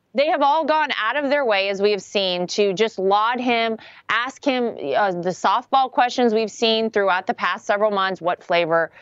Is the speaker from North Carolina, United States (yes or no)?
yes; North Carolina, United States; moved away; home state is North Carolina. My family still lives there. I still consider it home.